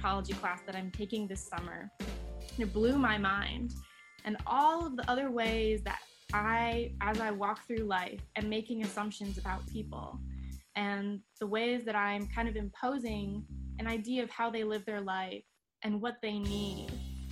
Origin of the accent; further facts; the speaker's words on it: Grand Rapids, Michigan, United States; I was born in Grand Rapids with my three other siblings. We were raised here